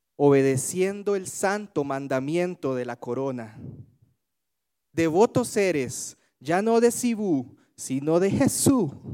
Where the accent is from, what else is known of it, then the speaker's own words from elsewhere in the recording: Alajuela, Costa Rica; now in Tibás, Costa Rica; yo soy de Alajuela, a pesar de que eh, ahora vivo en Tibás soy oriundo de Desamparados de Alajuela